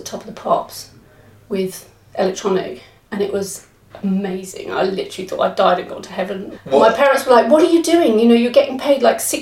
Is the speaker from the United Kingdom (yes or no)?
yes; Cambridge, East of England, United Kingdom; also born or lived in Bristol; I grew up in Cambridge, so there was lots of live music.